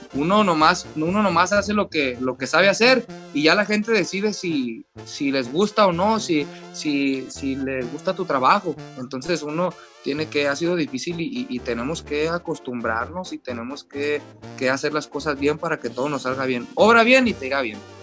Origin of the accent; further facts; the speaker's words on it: Jalisco, Mexico; me toca ser de acá de Jalisco